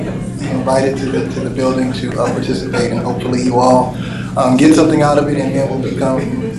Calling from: Berkeley, California, United States; I'm broadcasting live from Berkeley, California.

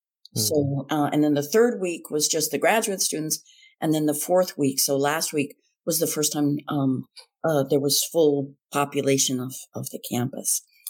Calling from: Redwood City, California, United States; I am calling from Redwood City, California. I am here in the Bay Area as a visiting professor at Stanford for the winter quarter.

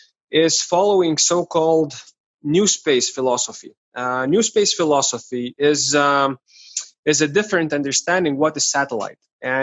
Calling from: Vilnius, Vilnius County, Lithuania; Today I am in Vilnius, Lithuania.

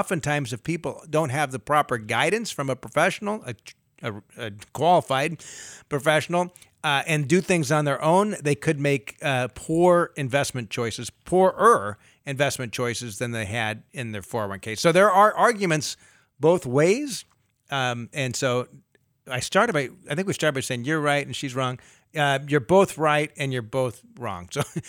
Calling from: Sacramento, California, United States; Yeah, Sacramento.

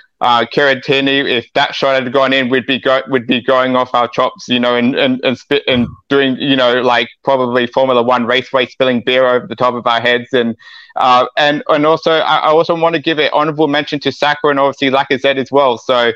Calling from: Australia

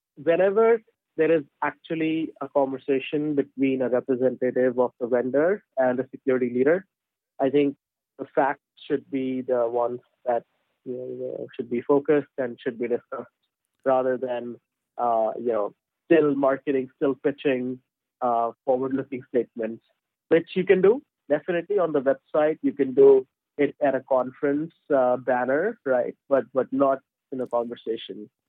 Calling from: London, United Kingdom; I'm calling from London, United Kingdom.

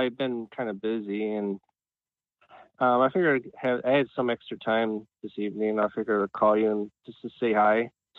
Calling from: Cleveland, Ohio, United States; Hi, this is … from Cleveland, Ohio.

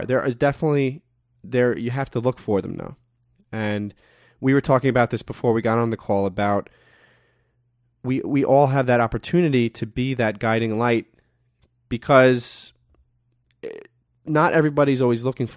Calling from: New York, United States; I'm calling in from New York

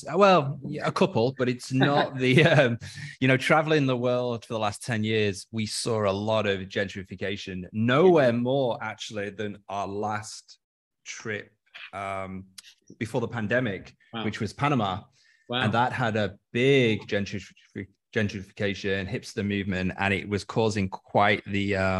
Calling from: Dubai, United Arab Emirates; I'm phoning in from Dubai, downtown Dubai.

